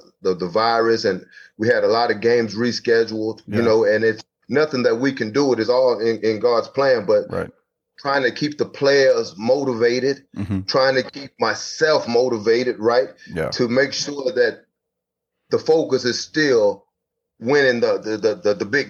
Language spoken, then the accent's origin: English; Houston, Texas, United States; now in Wichita Falls, United States; I'm originally from Houston, Texas